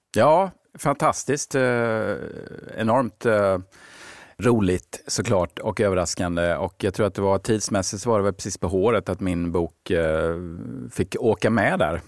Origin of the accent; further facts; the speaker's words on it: Ronneby, Blekinge, Sweden; now in Stockholm, Sweden; min egen uppväxt i, hemma i Ronneby.